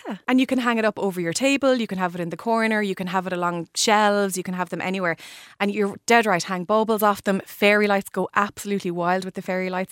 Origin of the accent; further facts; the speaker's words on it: Limerick, Munster, Ireland; my hometown in Limerick